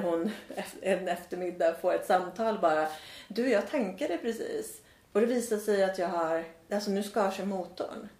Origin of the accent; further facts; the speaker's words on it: Värmland, Sweden; moved away; also born or lived in Australia; jag har ju en väldigt stark känsla av att vara värmlänning.